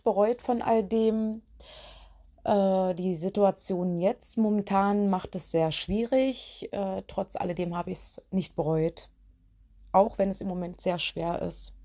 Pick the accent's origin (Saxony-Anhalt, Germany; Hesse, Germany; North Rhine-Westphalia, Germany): Saxony-Anhalt, Germany; Biederitz; also born or lived in Köthen; Bin in meine alte Heimat gezogen nach Biederitz